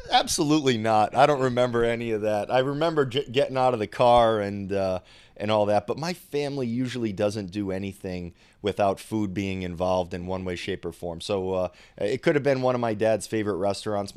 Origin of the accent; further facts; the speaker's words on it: Rhode Island, United States; I'm from Rhode Island